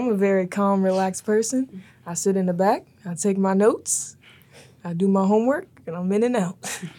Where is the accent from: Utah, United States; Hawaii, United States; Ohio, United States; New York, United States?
Ohio, United States; Dayton; I am from Dayton, Ohio.